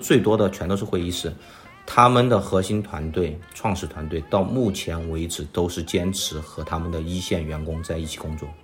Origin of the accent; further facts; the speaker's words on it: Chengdu, Sichuan, China; moved away as an adult; now in Shanghai, China; 我本身是成都人，我来到上海读大学